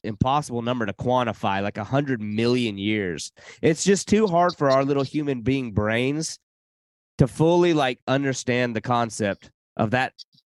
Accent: South Carolina, United States; born there; I was born in South Carolina, been all through

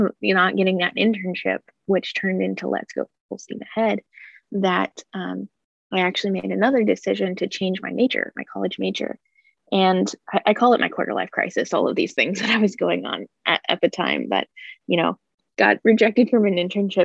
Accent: Butler Community College area, Kansas, United States; calculus classes at Butler Community College in my hometown

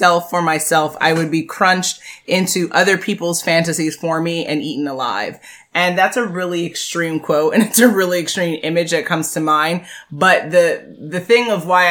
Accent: United States; We both are born and raised in America

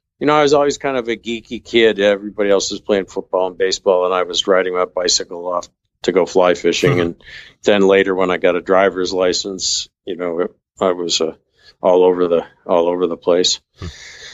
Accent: Rochester, New York, United States; moved away as an adult; also born or lived in Syracuse, New York / Manchester, Vermont; I grew up outside of Rochester, New York

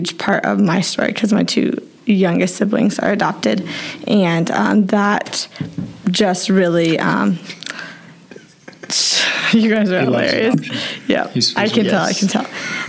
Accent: South Whitley, Indiana, United States; moved away as an adult; now in Ohio, United States; I grew up in South Whitley. I'm from a family of eight, and so you guys know … obviously. And they raised us in a very awesome Christian

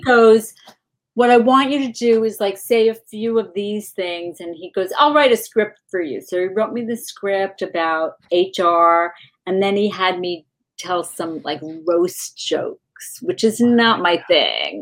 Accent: Roslyn, New York, United States; also born or lived in Boston; now in Los Angeles, United States; I'm from Long Island originally

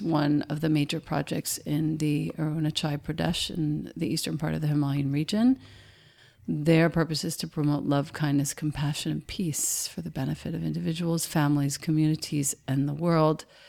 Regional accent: Rockville Centre, New York, United States; I grew up in Rockville Center

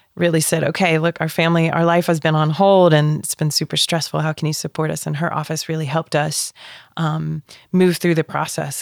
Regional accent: United States; moved away as an adult; also born or lived in Netherlands; I am American

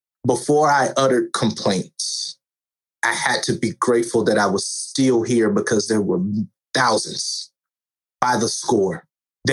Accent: West Virginia, United States; Born and raised in West Virginia, that's where I currently reside

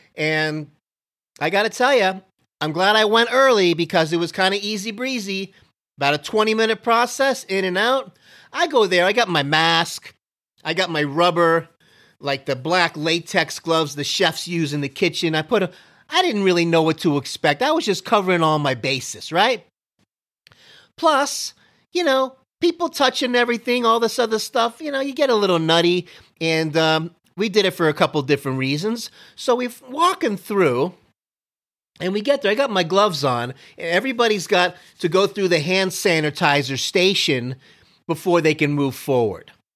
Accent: Miami, Florida, United States; moved away; also born or lived in Canada; growing up in Miami

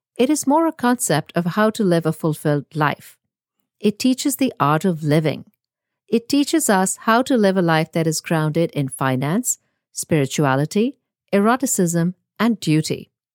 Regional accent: India; moved away as an adult; now in United States; born and raised in India, but has lived almost her entire adult life in the US

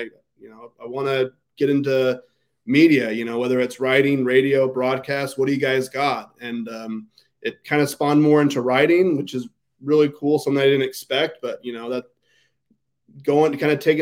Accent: Ontario, Oregon, United States; also born or lived in Boise, Idaho; the Argus Observer, which I would later work for, which was my hometown newspaper

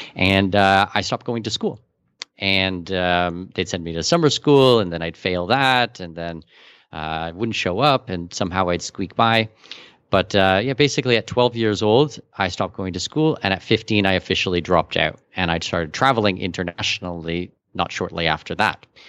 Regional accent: Canada; also born or lived in Abu Dhabi, UAE / Singapore; now in Panama; I'm Canadian with Danish heritage

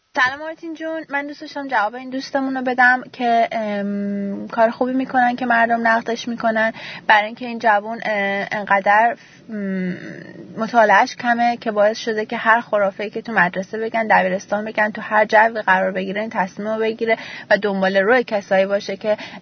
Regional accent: Iran; moved away as an adult; منم از ایران اومدم بیرون ولی اونجا درس خوندم اونجا مدرسه رفتم دانشگاه

